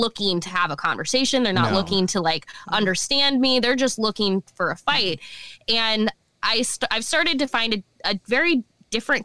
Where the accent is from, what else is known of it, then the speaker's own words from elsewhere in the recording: Omaha, Nebraska, United States; also born or lived in Lincoln, Nebraska; I was born and raised in Omaha and good old Omaha, Nebraska.